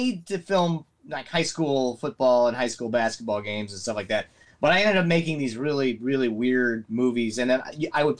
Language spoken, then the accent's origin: English; Nebraska, United States; I grew up in Nebraska, small town